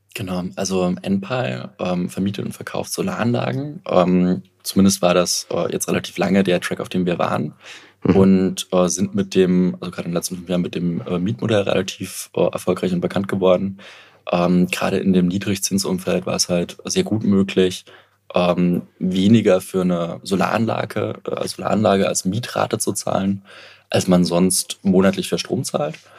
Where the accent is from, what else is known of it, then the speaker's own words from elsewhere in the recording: Dresden, Saxony, Germany; ich komme aus Dresden